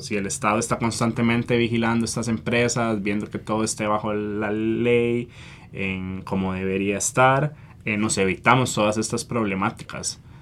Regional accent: Costa Rica

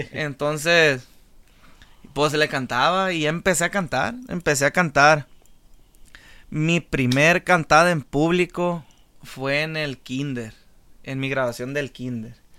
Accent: La Reforma, Sinaloa, Mexico; moved away; Yo mi niñez eh, la empecé en la Reforma Angostura Sinaloa. Soy de, soy de Angostura, Sinaloa, del puerto de la Reforma

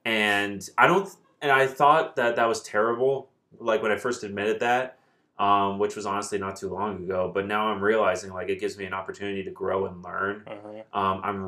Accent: New Jersey, United States; I grew up in New Jersey, which was in a suburban culture.

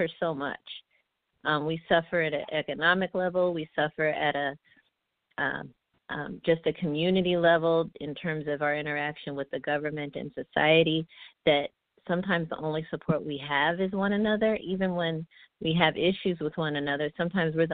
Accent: Oakland, California, United States; I was born and raised in the Bay Area, specifically I'm from Oakland

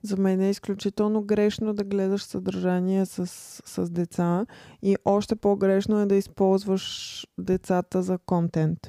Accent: Bulgaria; като българи

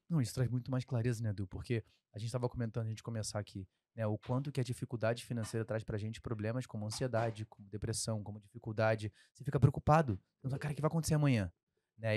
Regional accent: Rio de Janeiro, Brazil; accent: carioca; sempre vai sair um X mais forte aqui, porque eu sou carioca

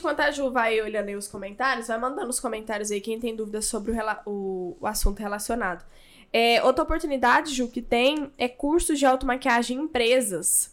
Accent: Goiânia, Goiás, Brazil; eu sou de Goiânia

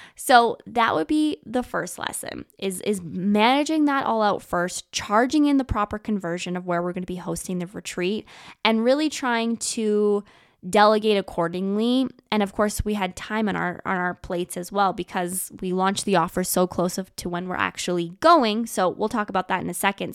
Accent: Canada; also born or lived in Vancouver; I am a Canadian girl. I live in Canada

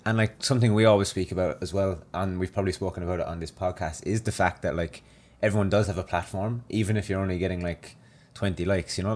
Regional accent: Ireland; now in Australia; I went back to Ireland and it was my first night back there and I went out and, in my hometown

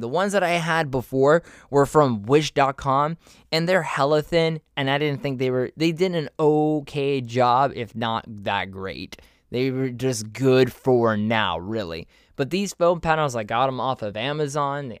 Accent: Miami, Florida, United States; also born or lived in Orlando; I moved to from Miami to Orlando, and I went and I did college there

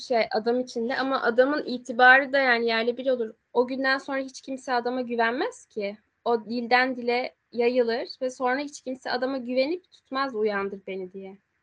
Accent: Aegean Region, Turkey; Biz Egeliyiz ve biz e, Ege'nin has yörüklerindeniz.

